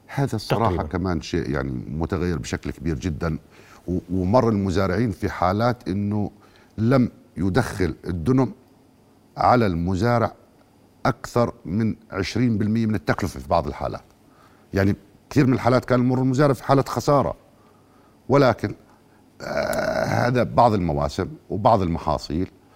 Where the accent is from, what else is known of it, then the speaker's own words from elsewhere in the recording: Jordan; عندنا في الاردن